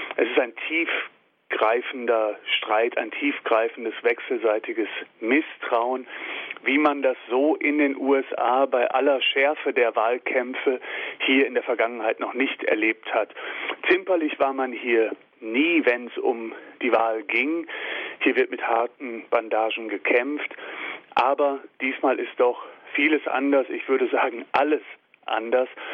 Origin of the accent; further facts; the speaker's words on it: Germany; uns als Deutsche